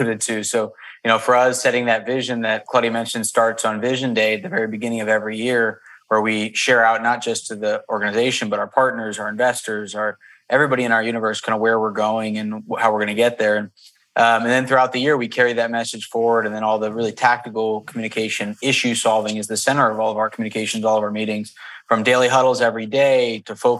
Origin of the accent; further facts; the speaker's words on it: Bethlehem, Pennsylvania, United States; I grew up in Bethlehem, Pennsylvania, hour north of Philly